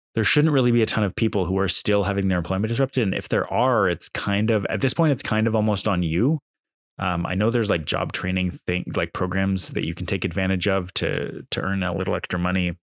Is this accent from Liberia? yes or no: no; Canada; as a Canadian